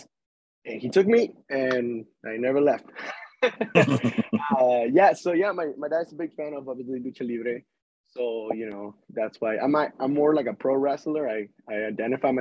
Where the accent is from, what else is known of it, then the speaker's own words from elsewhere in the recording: Tampico, Tamaulipas, Mexico; now in Las Vegas, United States; I'm original from Tampico, Tamaulipas, Mexico. I started my career back there.